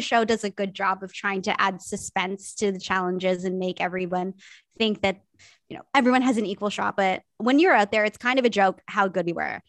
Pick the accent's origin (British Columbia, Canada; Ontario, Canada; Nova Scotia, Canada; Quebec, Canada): Ontario, Canada; Niagara; I grew up in Niagara